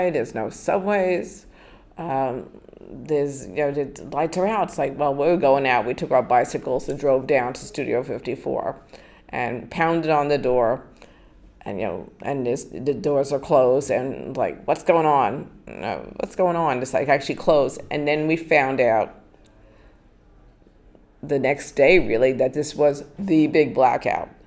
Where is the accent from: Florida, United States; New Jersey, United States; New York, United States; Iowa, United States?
New York, United States; Massapequa; moved away as an adult; also born or lived in Bronx, New York / Manhattan, New York; I was born in the Bronx and my entire family lived in the Bronx. And I grew up. Then, at age two and a half, I moved out to my family moved to Massapequa, Long Island